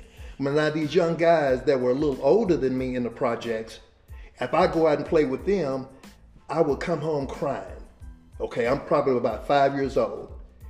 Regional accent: Dallas, Texas, United States; I grew up a certain way. I grew up in Dallas, and I grew up a certain way. I came out of the projects

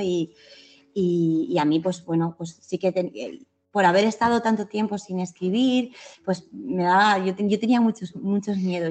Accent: Picassent, Valencian Community, Spain; Yo vivo en la misma calle donde nací, con las mismas personas

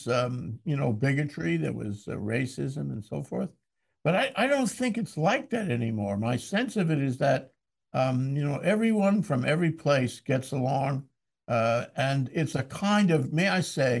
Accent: New York City, New York, United States; I grew up in Queens

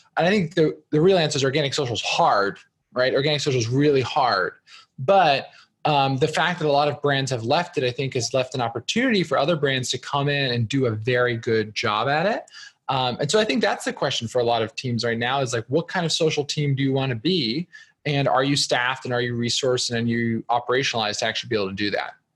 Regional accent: New Jersey, United States; moved away; I'm originally from New Jersey

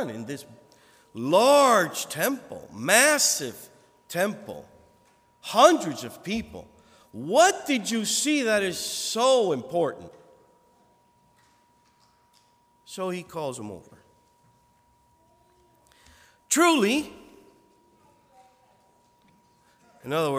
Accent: United States; me as an American

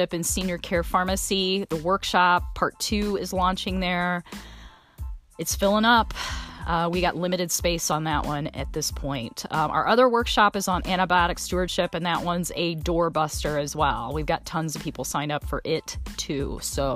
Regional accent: South Bend, Indiana, United States; now in Indianapolis, United States; South Bend, my hometown.

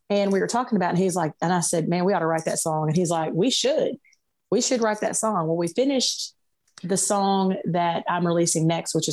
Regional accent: Little Rock, Arkansas, United States; I came from Little Rock, which is a big city here in, in Arkansas, um, and moving to this small town of 3,000 people everybody knows everybody

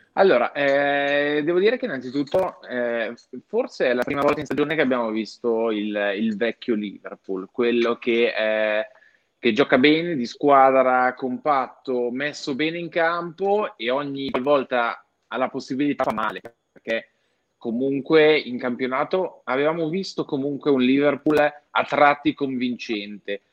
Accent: Switzerland; sono svizzero, vengo da un piccolo comune

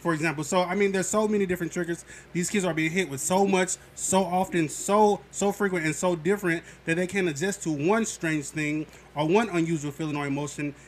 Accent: St. Louis, Missouri, United States; I'm from St. Louis

